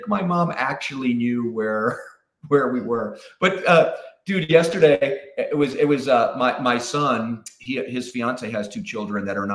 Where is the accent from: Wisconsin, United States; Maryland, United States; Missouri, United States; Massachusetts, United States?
Wisconsin, United States; Pewaukee; moved away as an adult; I'm from Wisconsin. So there's a little town outside of Milwaukee called Pewaukee. It's a suburb, and that's where I grew up